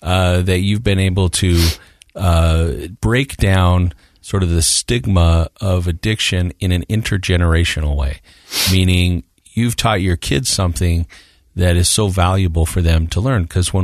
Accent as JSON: {"language": "English", "town": "Morgan", "region": "Utah", "country": "United States", "tie": "born or raised there", "said": "that's my hometown."}